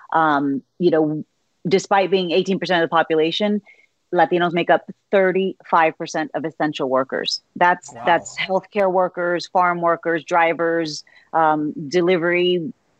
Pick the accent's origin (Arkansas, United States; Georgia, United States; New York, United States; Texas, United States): Texas, United States; a ninth-generation Texan